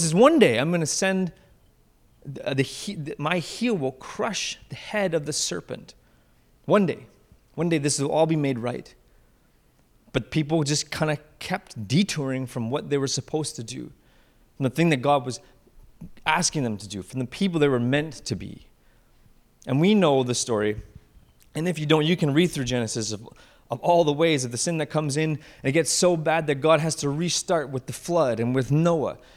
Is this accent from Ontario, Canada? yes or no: yes; Simcoe, Ontario, Canada; Simcoe, which is th, my ho, my hometown where I grew up